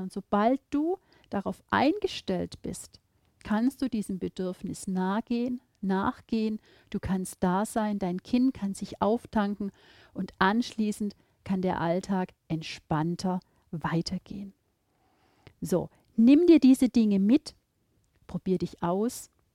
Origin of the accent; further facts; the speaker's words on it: Baden-Württemberg, Germany; Bei uns in Baden-Württemberg